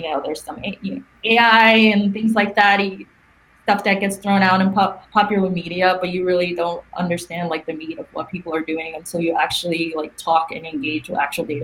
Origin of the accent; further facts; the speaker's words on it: New York, United States; moved away as an adult; now in Silicon Valley, United States; I'm from New York.